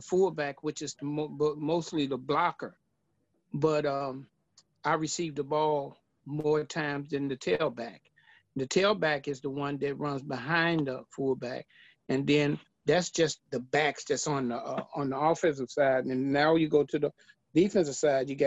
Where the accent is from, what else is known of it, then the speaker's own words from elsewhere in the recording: Chicago, Illinois, United States; also born or lived in Mississippi; I was born and raised in Chicago. I went to high school here